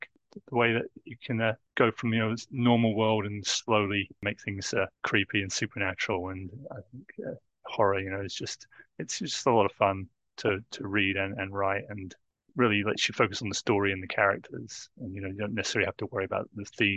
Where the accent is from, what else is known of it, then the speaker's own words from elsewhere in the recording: England, United Kingdom; I grew up in England in the 80s